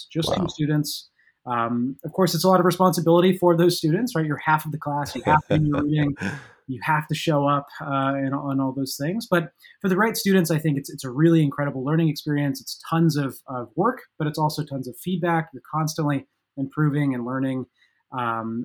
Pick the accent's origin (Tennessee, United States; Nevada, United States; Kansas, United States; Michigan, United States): Nevada, United States; Las Vegas; moved away as an adult; now in Williamstown, United States; originally I'm from Las Vegas, Nevada, so pretty far away from Williamstown